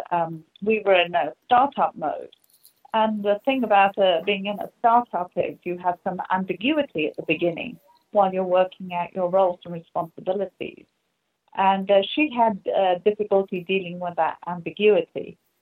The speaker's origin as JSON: {"language": "English", "region": "England", "country": "United Kingdom", "moved": "yes", "said": "you can hear from the accent, uh, I'm from England"}